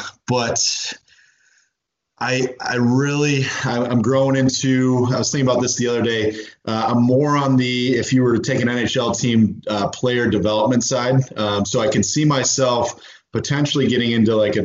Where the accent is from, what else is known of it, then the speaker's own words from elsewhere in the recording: Indiana, United States; moved away; growing up in Indiana